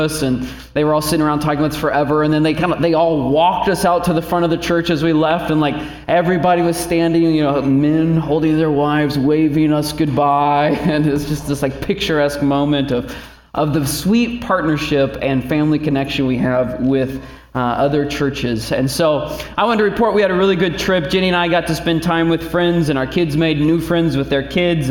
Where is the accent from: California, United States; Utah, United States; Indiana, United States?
Indiana, United States; now in Northeast Ohio, United States; We're from Indiana, so we were going back to God's country